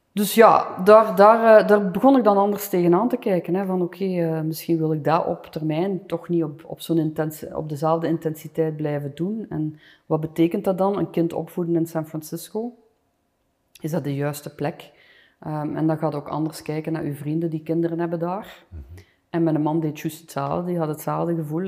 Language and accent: Dutch; Flanders, Belgium; moved away as an adult; also born or lived in Los Angeles, United States